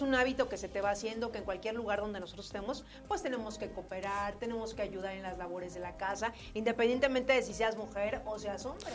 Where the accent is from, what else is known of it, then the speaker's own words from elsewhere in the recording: Mexico; como mexicano